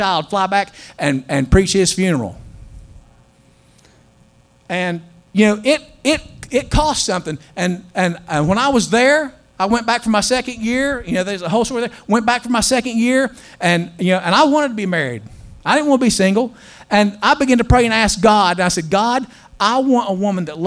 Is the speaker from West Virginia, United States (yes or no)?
yes; West Virginia, United States; moved away; I am a slap hill billy. I mean, I grew up in West Virginia, in the mountains of West Virginia